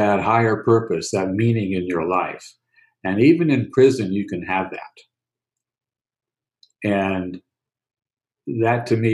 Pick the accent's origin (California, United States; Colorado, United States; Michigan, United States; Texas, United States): California, United States; San Francisco; Growing up in San Francisco, most of the time, I was two blocks away from Golden Gate Park